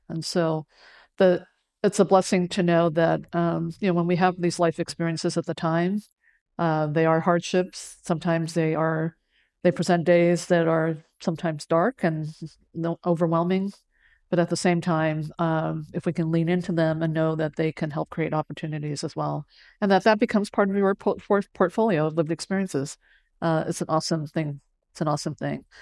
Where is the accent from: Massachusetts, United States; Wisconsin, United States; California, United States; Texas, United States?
California, United States; San Francisco; English is a second language; when I was growing up on the west side of San Francisco